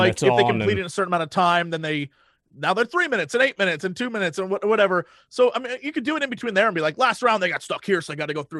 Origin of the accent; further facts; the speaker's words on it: London, United Kingdom; I'm from London, so I support my London team.